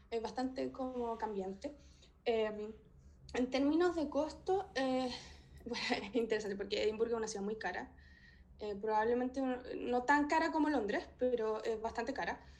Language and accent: Spanish; Chile; pero en general, como chilena, eh, lo que más me chocó en un principio es que no podía ver cordillera, no podía ver montañas.